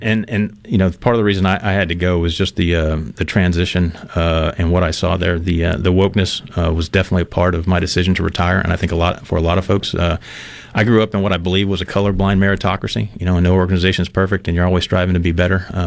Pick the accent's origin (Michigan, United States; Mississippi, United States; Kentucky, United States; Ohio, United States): Mississippi, United States; also born or lived in Red Bay, Alabama; I was born here in Miss- Mississippi. I say that I was born in Red Bay, in Alabama, Red Bay, Alabama, but everybody in that part of Mississippi was born at Red Bay because that was the nearest hospital.